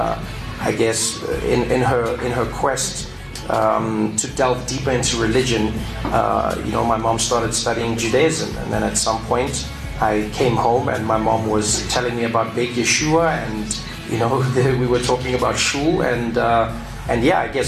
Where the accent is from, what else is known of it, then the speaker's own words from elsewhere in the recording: South Africa; moved away; I speak to my feelings as a South African